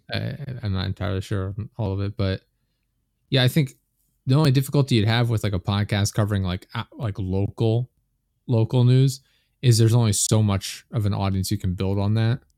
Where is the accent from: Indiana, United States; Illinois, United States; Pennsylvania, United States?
Pennsylvania, United States; I'm from Pennsylvania in the U S